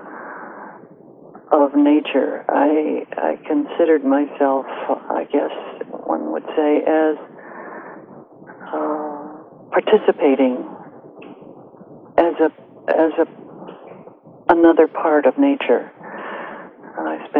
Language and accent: English; Gates Mills, Ohio, United States; moved away as an adult; also born or lived in Colorado; I grew up outside of Cleveland, Ohio, in a little village called Gates Mills, just east of Cleveland